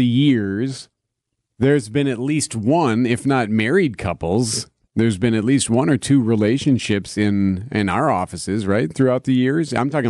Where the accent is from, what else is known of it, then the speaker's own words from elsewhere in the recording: Chicago, Illinois, United States; moved away; I grew up just on the north side of Chicago.